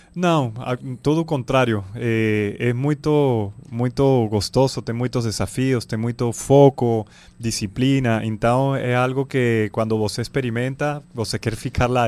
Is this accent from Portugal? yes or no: no; Venezuela; now in Belém, Brazil; Eu sou da Venezuela, tenho filho paraense, belenense